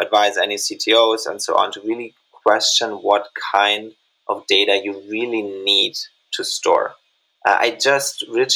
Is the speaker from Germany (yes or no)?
yes; Germany; moved away; also born or lived in Indonesia; My home country of Germany